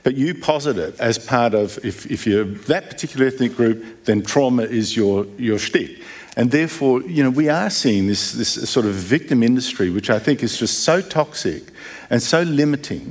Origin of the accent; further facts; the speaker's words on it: Melbourne, Victoria, Australia; Melbourne, I come from Melbourne